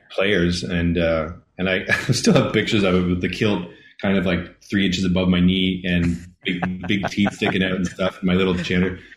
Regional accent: Cape Breton Island, Nova Scotia, Canada; now in Ontario, Canada; I am from Keep Breton Island in Nova Scotia

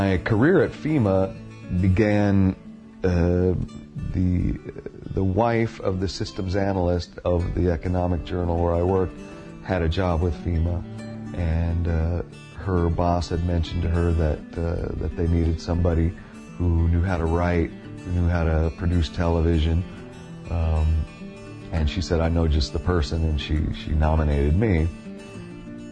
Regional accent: Denver, Colorado, United States; moved away as an adult; also born or lived in Boulder, Colorado; now in Argentina; I was born in 1962 in Denver, Colorado

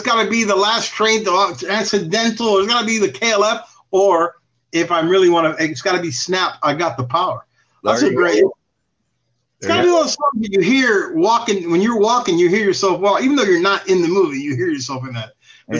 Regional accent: Florida, United States; we're from Florida, and we're Cuban

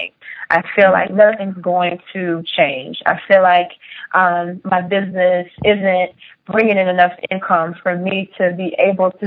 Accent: Rich Square, North Carolina, United States; growing up in Rich Square, North Carolina

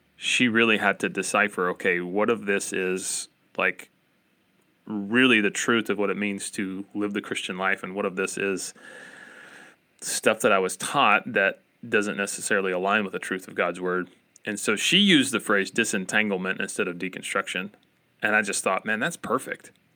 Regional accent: Appalachia, United States; accent: Appalachian American; my Appalachian American accent

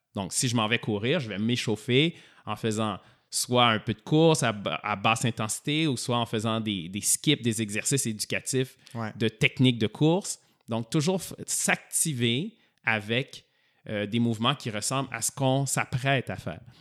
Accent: Montreal, Quebec, Canada; also born or lived in Sherbrooke; je suis revenu à Montréal parce que moi, je suis de Montréal

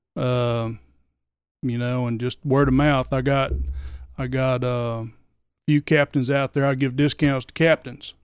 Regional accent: Oklahoma, United States; moved away as an adult; also born or lived in Georgia; I'm from Oklahoma. Twenty-six years in Oklahoma and twenty-six years in Georgia and I've been here for eight years

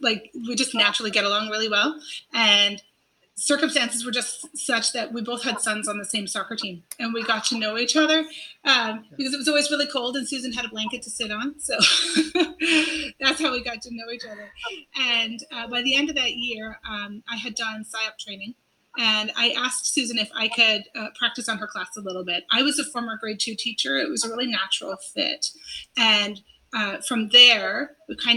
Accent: Canada; also born or lived in Louisiana / Korea; I'm originally from Canada

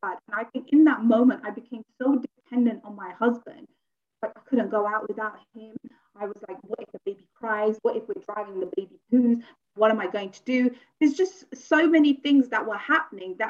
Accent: Luton, East of England, United Kingdom; I'm born and bred here. However, I come from Luton.

